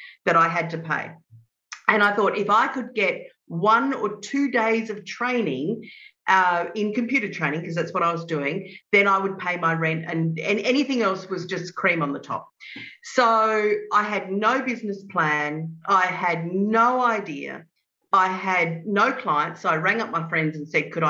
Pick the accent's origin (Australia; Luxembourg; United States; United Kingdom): Australia; Adelaide, South Australia; I grew up in Adelaide in South Australia